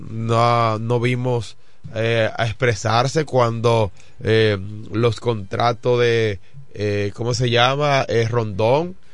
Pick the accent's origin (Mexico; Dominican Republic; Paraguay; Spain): Dominican Republic; como ciudadano dominicano